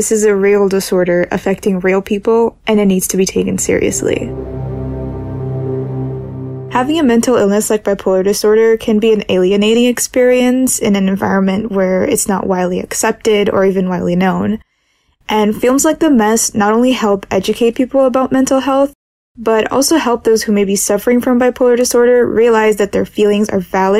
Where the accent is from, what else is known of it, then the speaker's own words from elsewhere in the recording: Brazil; I'm from Brazil